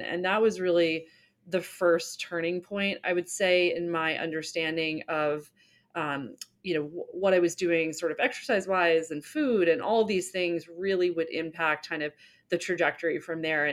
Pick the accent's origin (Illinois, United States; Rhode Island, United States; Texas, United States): Rhode Island, United States; Newport; I grew up in Newport, Rhode Island, very beautiful summer town